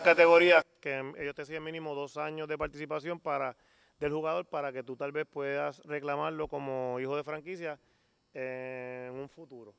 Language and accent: Spanish; Mayagüez, Puerto Rico; Mayagüez por lo menos yo me crié en el baloncesto en Mayagüez y, me crié dentro de, unas categorías menores donde había una liga infantil